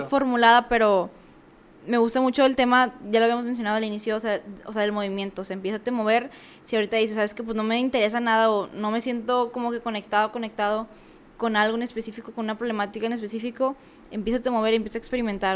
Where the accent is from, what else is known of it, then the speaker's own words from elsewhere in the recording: Mexico; uno como mexicano